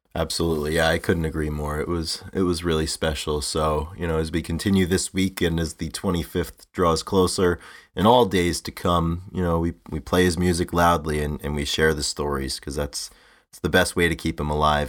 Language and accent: English; New England, United States; growing up in New England